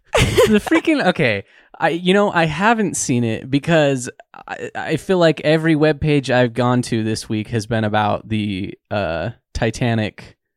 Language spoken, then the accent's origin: English; Utah, United States; I grew up in Utah